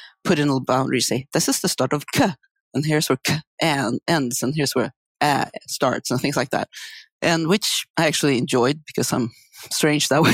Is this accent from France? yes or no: no; Sweden; moved away as an adult; also born or lived in San Diego, United States; now in United States; I grew up in Sweden in a very sort of language-interested family.